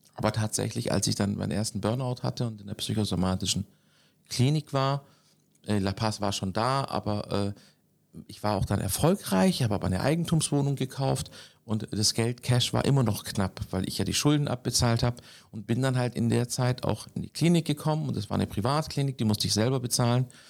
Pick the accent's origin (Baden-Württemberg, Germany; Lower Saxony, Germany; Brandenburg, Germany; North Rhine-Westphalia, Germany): Baden-Württemberg, Germany; Konstanz; now in Hamburg, Germany; bin am Bodensee geboren, in Konstanz